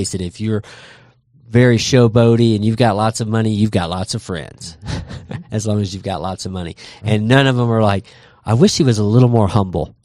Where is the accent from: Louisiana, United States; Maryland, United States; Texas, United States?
Texas, United States; growing up in Texas